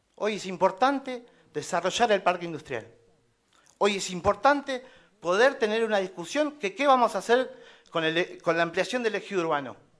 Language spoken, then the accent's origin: Spanish; Tolhuin, Tierra del Fuego, Argentina; Soy un ciudadano de Tolwin